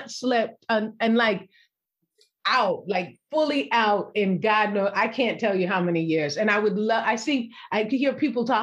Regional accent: California, United States; I'm African American, born and raised in Cali.

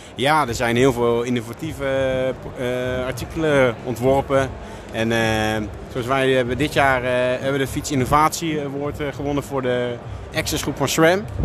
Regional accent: Veenendaal, Utrecht, Netherlands; ik kom zelf uit Veenendaal

